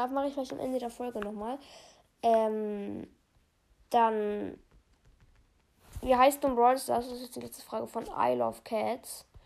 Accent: Bavaria, Germany; aus welcher Stadt sage ich nicht, aber ich sage ähm, aus welchem Bundesland, und zwar komme ich aus Bayern.

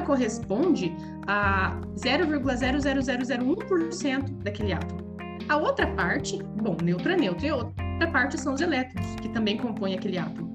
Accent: Paraná, Brazil; moved away as an adult; now in Pistoia, Italy; Eu sou do Brasil, eu sou do sul do Brasil, eu sou da, do Paraná

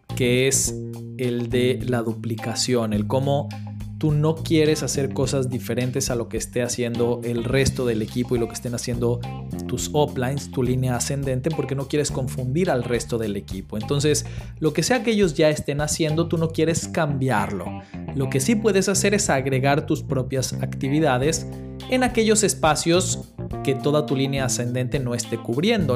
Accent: Mexico; soy de México.

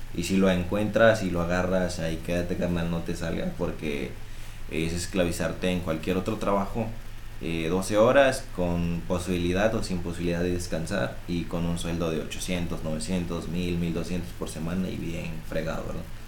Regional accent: Tabasco, Mexico; moved away as an adult; now in Monterrey, Mexico; Yo soy de allá de Tabasco, originario de ahí

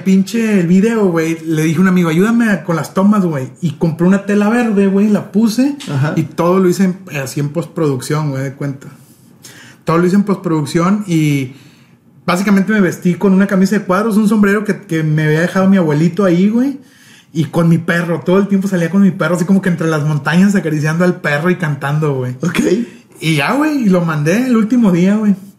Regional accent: Tampico, Tamaulipas, Mexico; now in Monterrey, Mexico; Yo no soy de Monterrey, o sea, vivo aquí en Monterrey, pero no soy de aquí. Yo soy de Tampico. Tampico, Tamaulipas, a mucha honra.

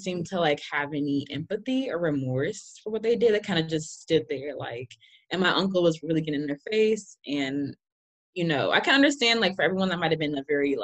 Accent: Chicago, Illinois, United States; I grew up in Austin, and that's like considered to be a middle income neighborhood

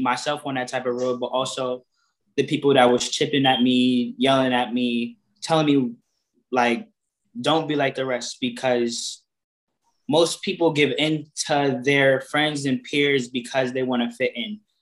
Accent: Waterbury, Connecticut, United States; I grew up in Waterbury, Connecticut.

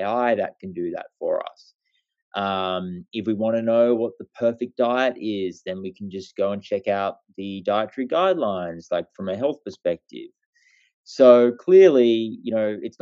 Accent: Australia; I'm a bloke from Australia

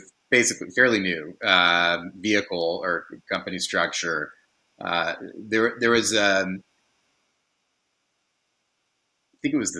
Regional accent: Silicon Valley, California, United States; I grew up in Silicon Valley

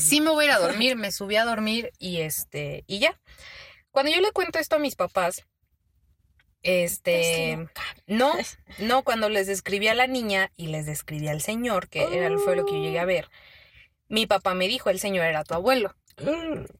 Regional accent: Mexico; como buena mexicana

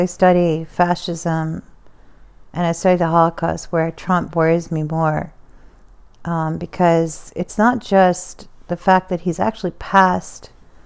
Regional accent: United States; as an American

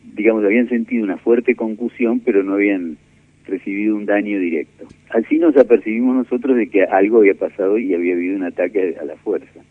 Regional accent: Buenos Aires, Argentina; also born or lived in Mar del Plata; Yo nací en Mar del Plata en el año 1951, pero no viví mucho en Mar del Plata. Me siento más porteño que otra cosa.

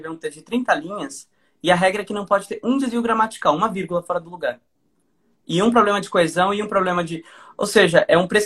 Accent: Portugal; Você que fala português é um dicionário ambulante, eu que sou português, você é um Aurélio

